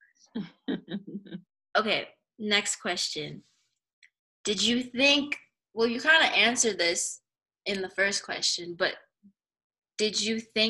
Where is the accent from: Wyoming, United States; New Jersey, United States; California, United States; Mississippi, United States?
California, United States; Los Angeles; moved away as an adult; now in Flagstaff, United States; I am from California